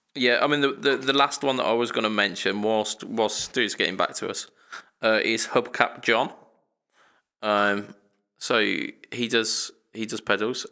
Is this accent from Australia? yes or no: no; United Kingdom; we're British